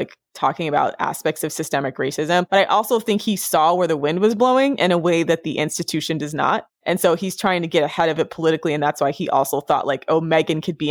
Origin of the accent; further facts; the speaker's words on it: United States; as an American. We're not part of the Commonwealth